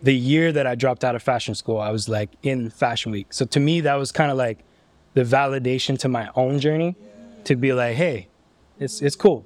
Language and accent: English; Ottawa, Ontario, Canada; I come from Ottawa